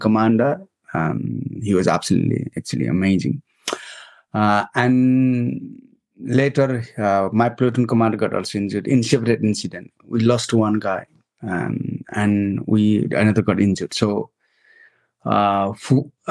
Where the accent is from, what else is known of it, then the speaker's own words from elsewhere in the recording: Nepal; moved away as an adult; I grew up in Nepal